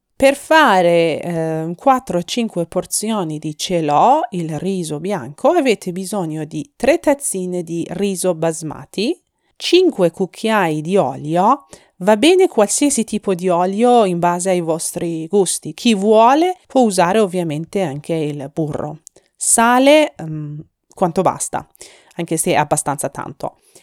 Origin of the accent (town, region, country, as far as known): Iran